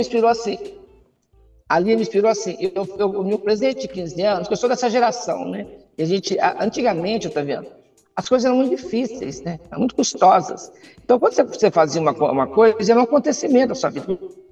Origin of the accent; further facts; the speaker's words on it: Poços de Caldas, Minas Gerais, Brazil; also born or lived in Serrinha; quando nós mudamos de Serrinha para Poços, teve um choque social muito grande